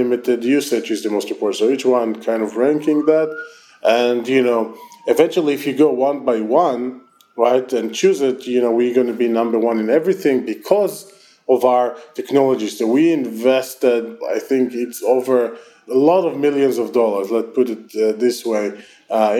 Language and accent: English; Israel; accent: Israeli; my terrible Israeli accent